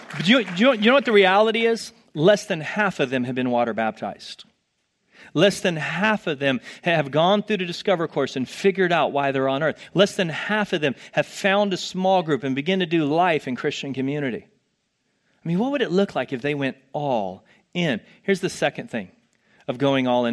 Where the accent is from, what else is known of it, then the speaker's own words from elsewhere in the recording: Texas, United States; moved away; I'm from Texas